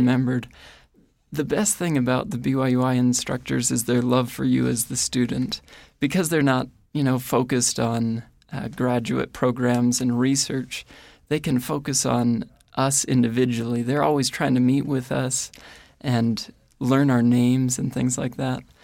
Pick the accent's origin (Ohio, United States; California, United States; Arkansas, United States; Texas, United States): Ohio, United States; moved away as an adult; now in Rexburg, United States; I grew up in Ohio